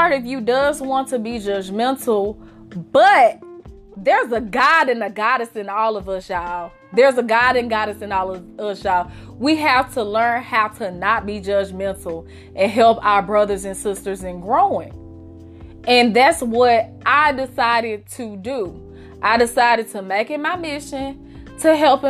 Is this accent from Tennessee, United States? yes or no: yes; Memphis, Tennessee, United States; I grew up in Memphis.